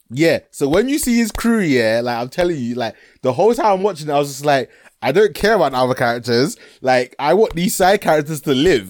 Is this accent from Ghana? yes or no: yes; Ghana; I'm Ghanaian